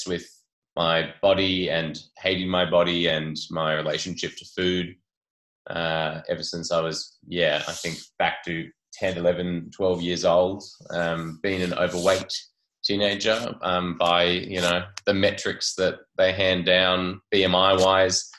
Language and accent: English; Port Macquarie, New South Wales, Australia; my hometown of Port Macquarie, mid-North Coast, New South Wales